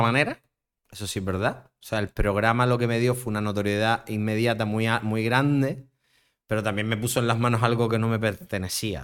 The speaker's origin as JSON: {"language": "Spanish", "town": "Las Palmas de Gran Canaria", "region": "Canary Islands", "country": "Spain", "also_born_or_lived": "Madrid / Barcelona", "said": "yo soy de Las Palmas"}